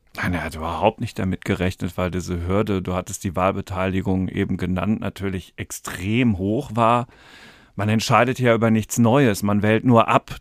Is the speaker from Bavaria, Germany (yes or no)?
no; Dortmund, North Rhine-Westphalia, Germany; ich komme aus Dortmund